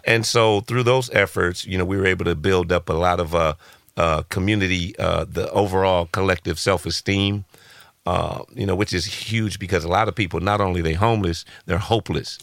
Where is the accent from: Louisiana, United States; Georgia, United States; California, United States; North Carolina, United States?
California, United States; Los Angeles; born and raised in South Central Los Angeles